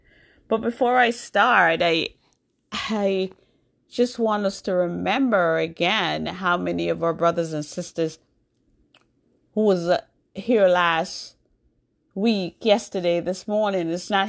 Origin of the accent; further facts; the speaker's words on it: New York, United States; also born or lived in Jamaica; now in Massachusetts, United States; So I was born in Jamaica. I grew up in New York. I went to New York when I was 12 years old, so I grew up in New York. But now I live in Massachusetts.